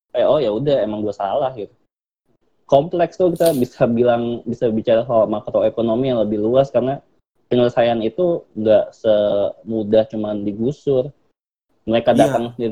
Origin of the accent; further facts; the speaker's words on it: Jakarta, Indonesia; now in Bandung, Indonesia; gue dari Jakarta dan gue tinggal di Bandung kerja di Bandung. Jakarta tuh padat banget cuy